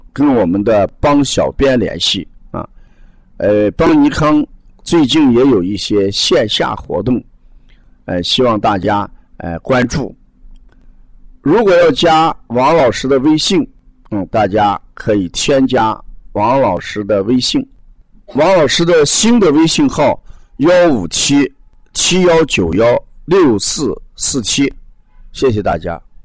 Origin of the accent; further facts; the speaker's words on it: the North, northern China, China; 我们北方都有暖气，啊，十五号暖气一放开之后，屋子的温度最低也在十八度、二十度以上